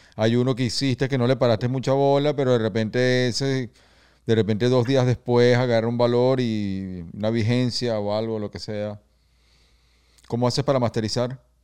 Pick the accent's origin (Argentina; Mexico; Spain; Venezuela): Venezuela; somos de Venezuela